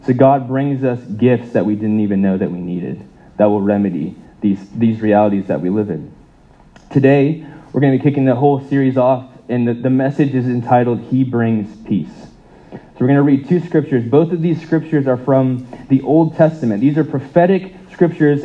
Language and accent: English; United States; moved away; I grew up in the States